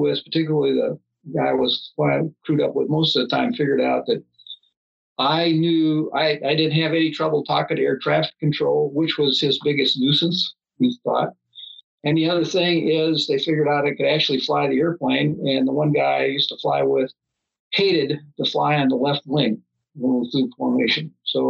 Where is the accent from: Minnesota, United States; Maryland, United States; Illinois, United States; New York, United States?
Minnesota, United States; Minneapolis; We came from Minneapolis, St. Paul, which probably had one of the first malls in the country, and that was her thing, was shopping malls.